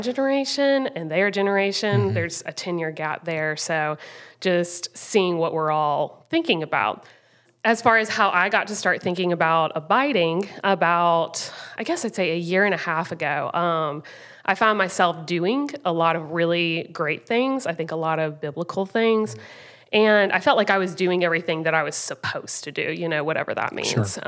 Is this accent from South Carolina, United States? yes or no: yes; Rock Hill, South Carolina, United States; also born or lived in Greenville, South Carolina; I grew up in Rock Hill, South Carolina